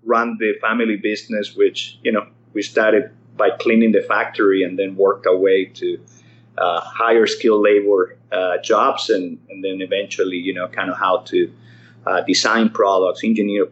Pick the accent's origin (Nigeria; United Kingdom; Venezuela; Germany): Venezuela; Caracas, Capital District; moved away as an adult; now in Irvine, United States; I was born in Caracas, Venezuela. My dad was a Spanish immigrant from the Canary Islands. And my mother was a Venezuelan